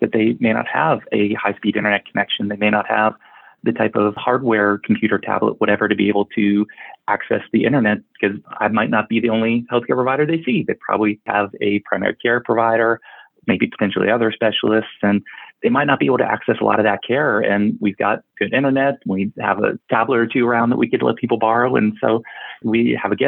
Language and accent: English; Charlotte, North Carolina, United States; I grew up in Charlotte, North Carolina, and have my practice here in Huntersville, just outside of Charlotte